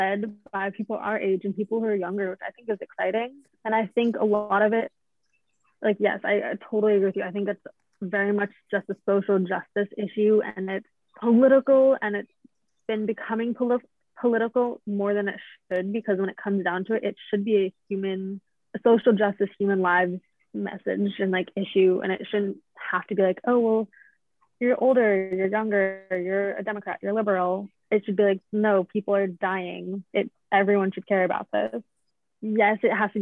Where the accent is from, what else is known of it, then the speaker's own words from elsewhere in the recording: Massachusetts, United States; also born or lived in China; now in Seattle, United States; I grew up in Massachusetts